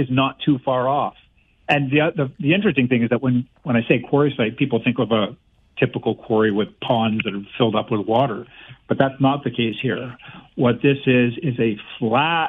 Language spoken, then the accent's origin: English; Guelph, Ontario, Canada; I grew up in Guelph